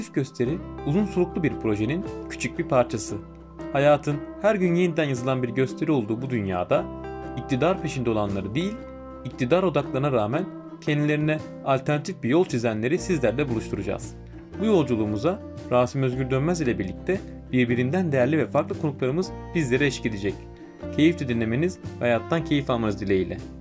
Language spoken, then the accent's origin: Turkish; Ankara, Turkey; 85 ee, yılında Ankara'da doğdum, Ankara'da büyüdüm.